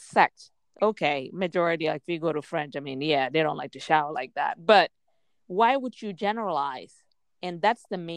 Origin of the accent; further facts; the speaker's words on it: Gambia; moved away; I grew up in Gambia